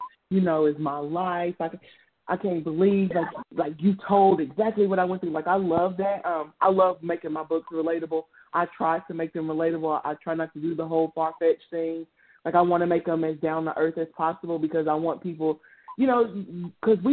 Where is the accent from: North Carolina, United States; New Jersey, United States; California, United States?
North Carolina, United States; Mooresville; I am from a small town called Mooresville in North Carolina, like 30 minutes from Charlotte